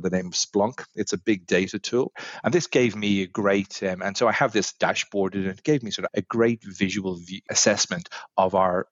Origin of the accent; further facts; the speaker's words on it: Ireland; moved away as an adult; also born or lived in London / New York; now in Australia; as many of the listeners will probably pick up from my accent, I'm not from these shores, originally from Ireland